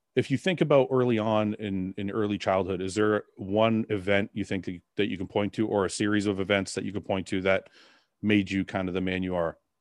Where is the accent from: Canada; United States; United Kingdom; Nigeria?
Canada; my parents left Lebanon because of war and we came I was born in Canada though